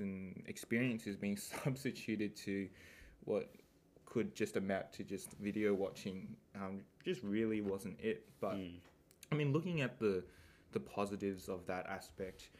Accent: Melbourne, Victoria, Australia; moved away as an adult; now in Adelaide, Australia; I moved out originally from Melbourne to go to Adelaide Flinders University to study

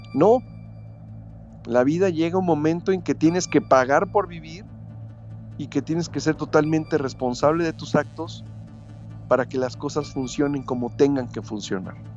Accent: Mexico; somos fuertes los mexicanos

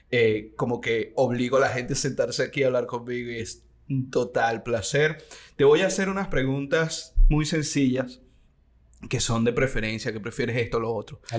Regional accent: Argentina; Como buen argentino.

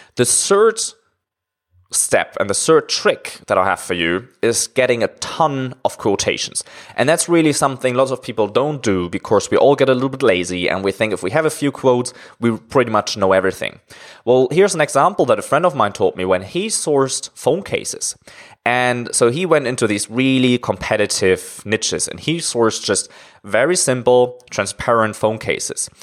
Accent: Germany; moved away as an adult; now in China; I'm originally from Germany, but I'm living in China now for around five years

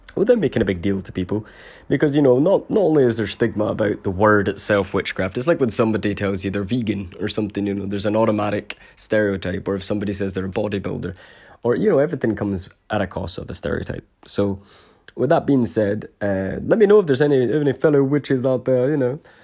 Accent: Scotland, United Kingdom; I was born in Scotland

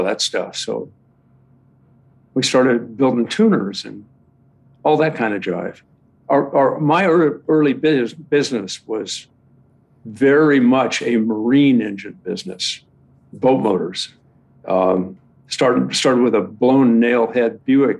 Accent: Los Angeles, California, United States; I'm from Southern California. I grew up here. I was born here. I used to be proud to say I was born in Hollywood

